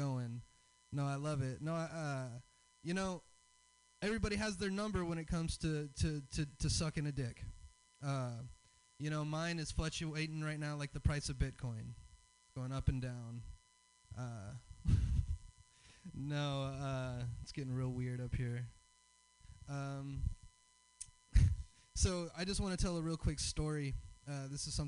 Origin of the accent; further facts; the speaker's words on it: the South, United States; I'm from the South. I have a Southern dad